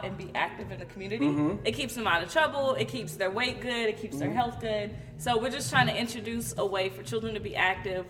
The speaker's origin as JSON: {"language": "English", "region": "the South", "country": "United States", "said": "I'm from the South"}